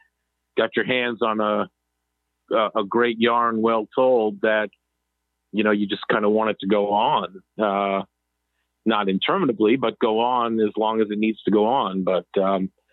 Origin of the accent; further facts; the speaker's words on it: Massachusetts, United States; we grew up in Massachusetts